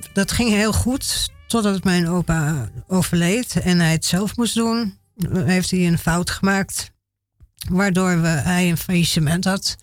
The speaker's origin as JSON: {"language": "Dutch", "town": "Haarlem", "region": "North Holland", "country": "Netherlands", "tie": "born or raised there", "said": "ik ben geboren in Haarlem"}